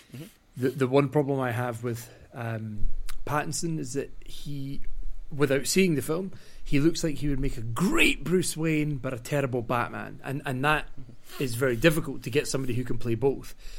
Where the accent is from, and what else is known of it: Scotland, United Kingdom